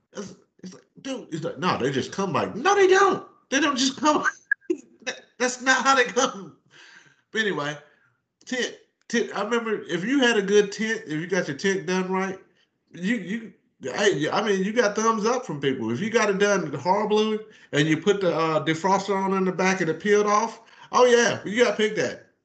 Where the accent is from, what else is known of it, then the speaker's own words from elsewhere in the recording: Myrtle Beach, South Carolina, United States; I grew up in Myrtle Beach, South Carolina